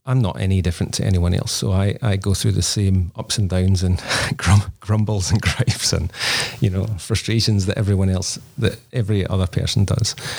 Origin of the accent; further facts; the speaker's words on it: Scotland, United Kingdom; now in Australia; we're both Scottish originally, so we don't have family in Australia.